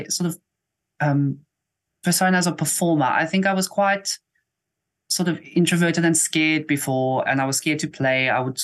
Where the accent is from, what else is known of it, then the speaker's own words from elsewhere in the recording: Eastern Cape, South Africa; also born or lived in East London; I've been in the Eastern Cape pretty much my whole life